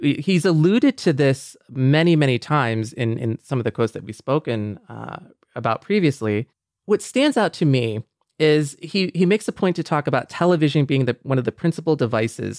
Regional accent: Michigan, United States; growing up in Michigan, yeah, like, as a young Mexican kid on a very white block at a very white school

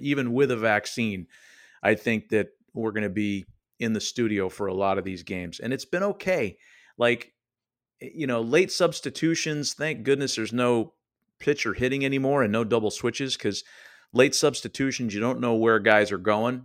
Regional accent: Oakland, California, United States; I was just a Yahoo kid growing up in Oakland, California, in the East Bay

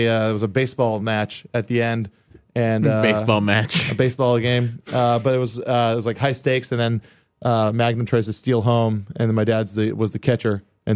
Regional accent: Hawaii, United States; moved away; I grew up in Hawaii.

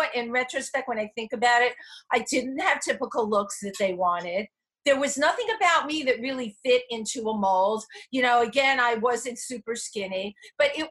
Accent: New York City, New York, United States; I grew up in the Bronx

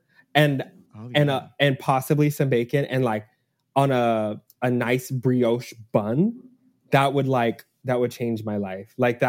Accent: Texas, United States; now in New York, United States; I grew up in Texas with Whataburger.

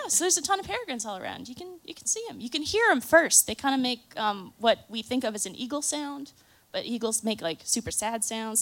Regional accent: Chicago, Illinois, United States; I am from Chicago

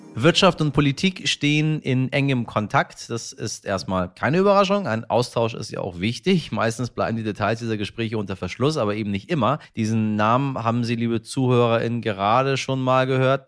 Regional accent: Germany

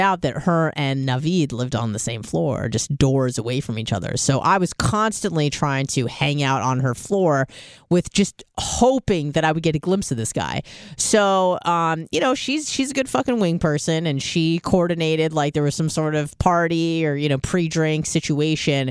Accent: San Diego, California, United States; I'm from San Diego.

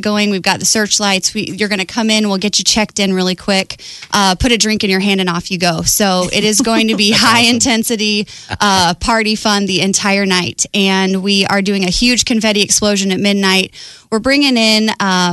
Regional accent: Omaha, Nebraska, United States; I grew up in Omaha

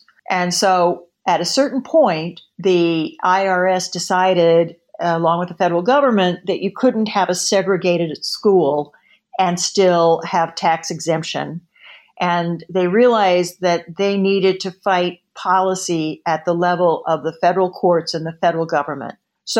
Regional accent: Oklahoma, United States; I'm from Oklahoma. So I saw some of these social contexts as I grew up.

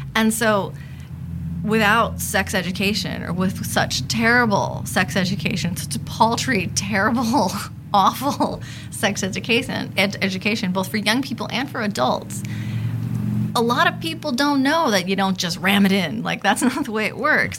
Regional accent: Los Angeles, California, United States; I am a sociologist, uh, born and raised in Los Angeles

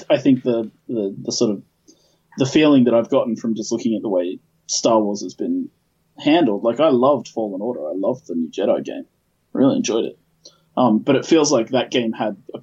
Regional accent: Australia; who's from Australia, as am I.

